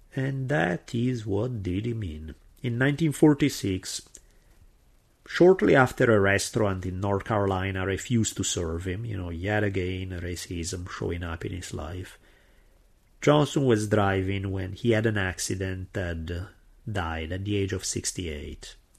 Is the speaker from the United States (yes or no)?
no; Italy; accent: heavy Italian; English is a second language; my heavy Italian accent